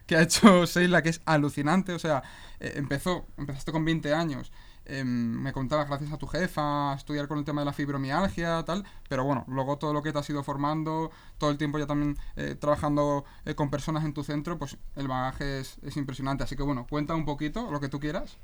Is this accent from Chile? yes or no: no; Leganés, Community of Madrid, Spain; yo soy de Leganés